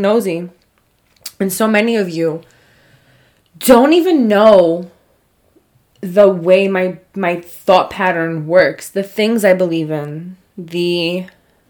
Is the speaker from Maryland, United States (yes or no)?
no; New York, United States; I'm from New York